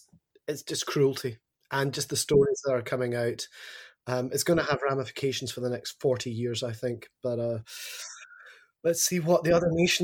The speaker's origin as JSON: {"language": "English", "town": "Glasgow", "region": "Scotland", "country": "United Kingdom", "moved": "yes", "lives_now": "Australia", "said": "It is, yes. Nearly 20 years in Australia and I haven't lost my accent at all."}